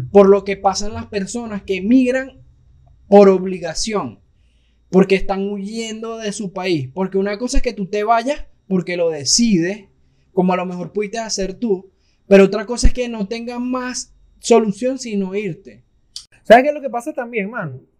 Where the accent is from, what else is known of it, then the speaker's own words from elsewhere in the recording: Mexico; Para los gringos, eh, los mexicanos somos los venezolanos de, los colombianos.